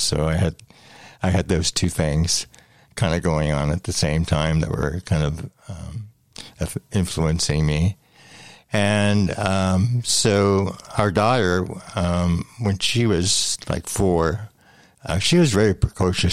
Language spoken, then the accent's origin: English; London, Ontario, Canada; also born or lived in Thorndale, Ontario; I was born in London, Ontario, and I grew up actually uh, for the first 16 years of my life in the country. My grandfather had a farm